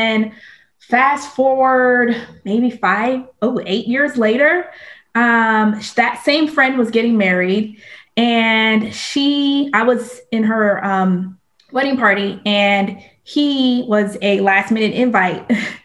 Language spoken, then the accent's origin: English; Miami, Florida, United States; moved away as an adult; now in Carrollton, United States; I'm from Miami, Florida, though I know Florida has embarrassed us recently. So a lot of people are not claiming the state of Florida, especially Miami. but that's where I was born and raised